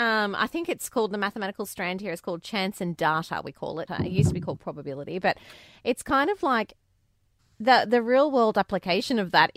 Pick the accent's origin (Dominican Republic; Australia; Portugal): Australia; I think growing up in Australia, you have to be okay with insects.